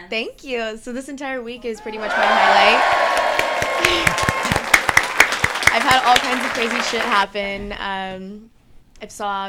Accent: San Diego, California, United States; I am from San Diego, California.

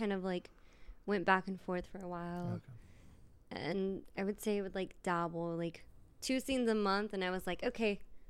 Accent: Bakersfield, California, United States; moved away; it is in my hometown.

